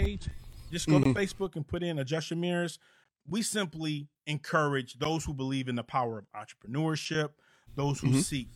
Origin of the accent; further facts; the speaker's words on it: Monroe, Michigan, United States; now in Atlanta, United States; I'm originally from Monroe, Michigan